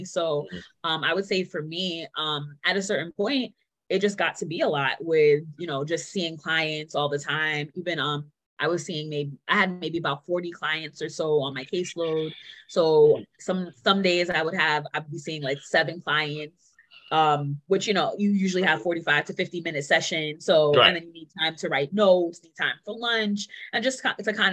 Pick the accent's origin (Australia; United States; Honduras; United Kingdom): United States; New York City, New York; moved away as an adult; now in New Haven, United States; I grew up in Queens, New York, and I just moved to New Haven 6 months ago. So I'm very much a New Yorker, born and raised